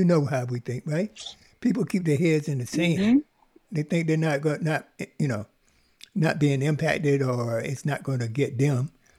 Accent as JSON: {"language": "English", "region": "the South", "country": "United States", "tie": "born or raised there", "said": "I grew up in the South"}